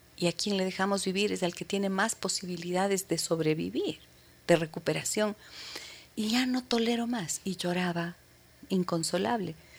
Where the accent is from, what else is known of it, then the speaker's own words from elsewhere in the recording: Imbabura, Ecuador; Imbabura, ¿no? A mi tierra